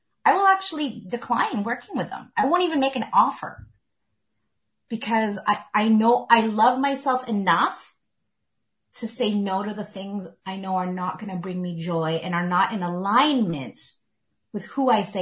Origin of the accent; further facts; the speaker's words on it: Canada; I was born in Canada